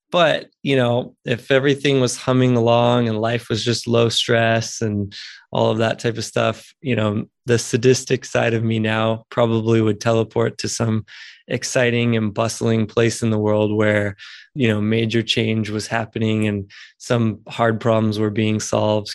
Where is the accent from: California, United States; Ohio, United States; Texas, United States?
Texas, United States; Houston; moved away as an adult; now in Asheville, United States; I'm from Houston and grew up there and spent many, many years there, but I'm living in Asheville, North Carolina now.